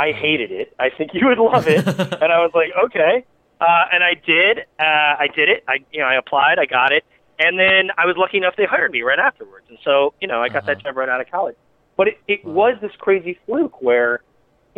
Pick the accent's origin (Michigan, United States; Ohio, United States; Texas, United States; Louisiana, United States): Michigan, United States; Ann Arbor; moved away; I'm from Michigan, from Ann Arbor